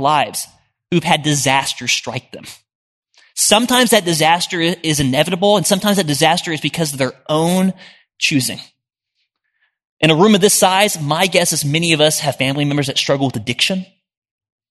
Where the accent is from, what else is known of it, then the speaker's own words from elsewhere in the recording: Oklahoma City, Oklahoma, United States; moved away as an adult; now in Nashville, United States; I moved here a little over a year ago, and I'm from Oklahoma City